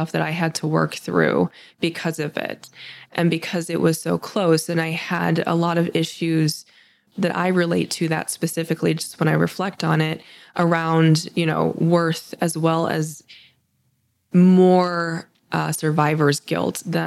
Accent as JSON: {"language": "English", "town": "Akron", "region": "Ohio", "country": "United States", "tie": "born or raised there", "said": "I grew up in Akron. I came home to Akron"}